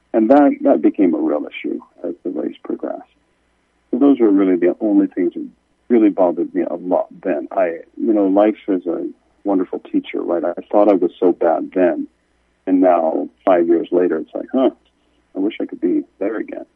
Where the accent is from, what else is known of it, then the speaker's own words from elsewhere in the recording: Kansas City, United States; we grew up in Kansas City